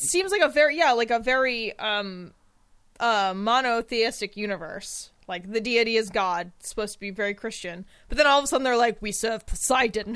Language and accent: English; United States; I'm American